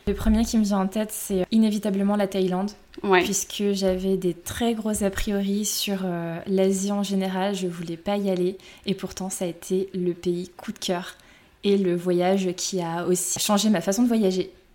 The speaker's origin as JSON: {"language": "French", "town": "Lyon", "region": "Auvergne-Rhône-Alpes", "country": "France", "said": "j'ai 32 ans, je suis lyonnaise"}